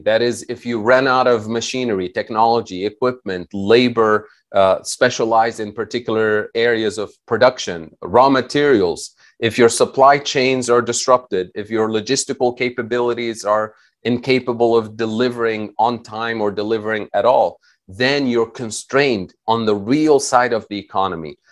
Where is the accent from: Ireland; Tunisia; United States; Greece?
Tunisia; moved away; I'm originally from Tunisia